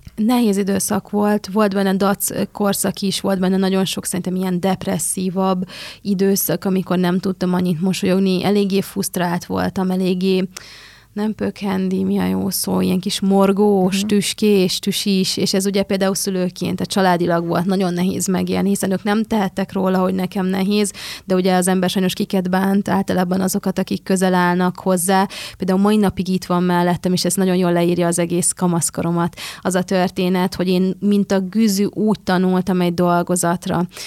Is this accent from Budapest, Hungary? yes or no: yes; Budapest, Hungary; Én ugye Budapesten születtem, Budapesten jártam gimnáziumba